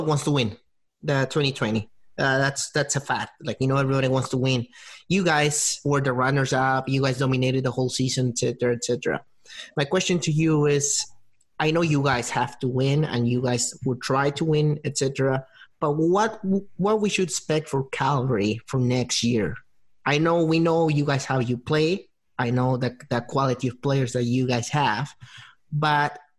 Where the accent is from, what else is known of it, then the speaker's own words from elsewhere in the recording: Peru; I'm from Peru